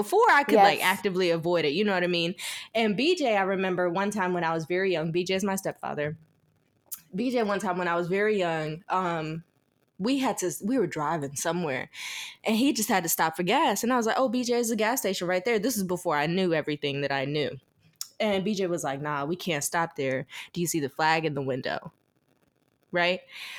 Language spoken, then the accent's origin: English; the South, United States; this might be a little off the wall, but this is probably because I was raised in the South.